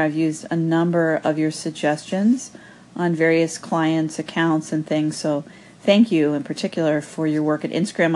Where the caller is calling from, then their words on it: Buffalo, New York, United States; I'm calling in from Buffalo, New York.